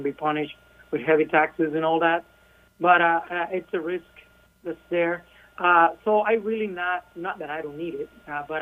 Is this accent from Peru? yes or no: no; Cuba; first language Spanish; English is a second language; moved away; originally from Cuba, so Spanish is my first language